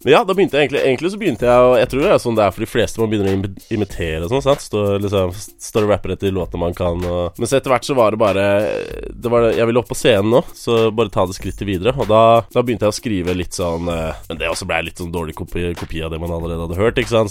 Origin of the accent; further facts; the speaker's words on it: Larvik, Vestfold, Norway; Vi vokste opp i Larvik